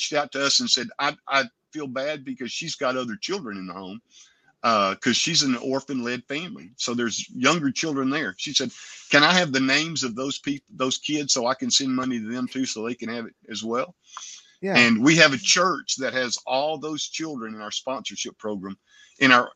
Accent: United States; we as Americans

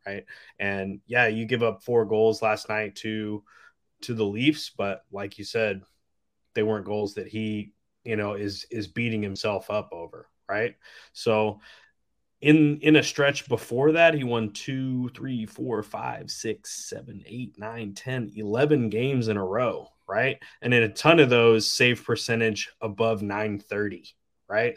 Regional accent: Texas, United States; I am from Texas

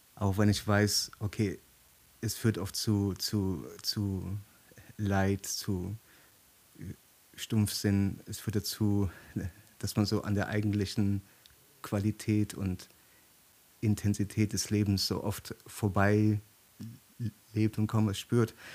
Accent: Germany; hier bei uns in Deutschland

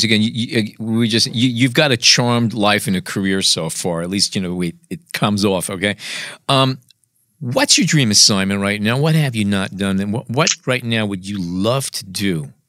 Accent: New York City, New York, United States; moved away; I grew up in Brooklyn, but I moved from Brooklyn because I wanted a parking spot.

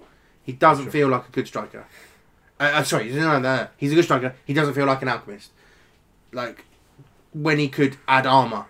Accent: London, United Kingdom; And we're from London

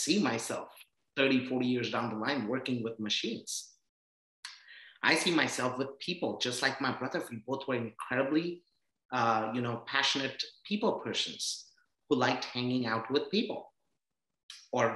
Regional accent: India; moved away as an adult; also born or lived in Iowa, United States / Texas, United States / Oklahoma, United States; now in United States; I come from India

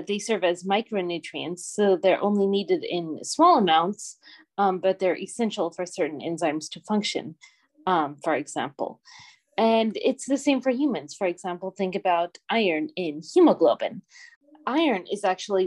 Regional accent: Puget Sound, Washington, United States; moved away as an adult; also born or lived in Florida / Northern Germany; now in Germany; I'm originally from Washington State in the US, so the Pacific Northwest, and I grew up around the Puget Sound

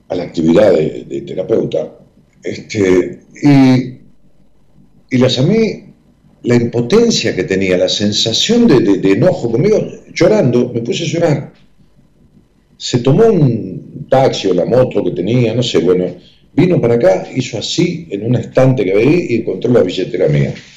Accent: Ramos Mejía, Buenos Aires Province, Argentina; el grupo que nos reuníamos allá en, mi pueblo, en Ramos Mejía

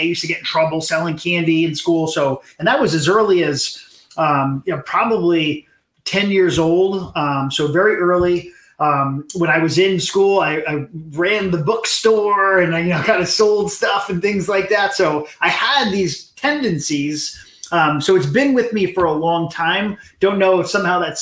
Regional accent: Hollywood, Florida, United States; I was born in Hollywood, Florida

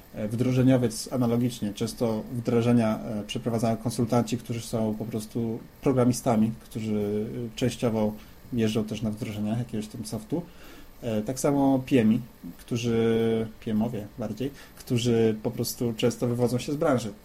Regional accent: Dębica, Subcarpathian Voivodeship, Poland; Pochodzisz z Dębicy, zresztą tak jak ja

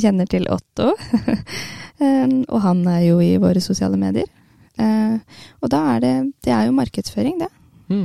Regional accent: Hamar, Innlandet, Norway; Jeg er jo fra Hamar og bor på Hamar

